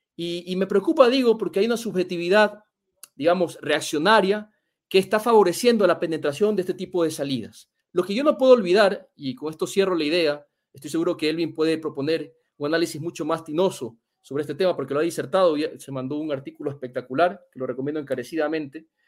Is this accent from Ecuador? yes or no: yes; Ecuador; En mi país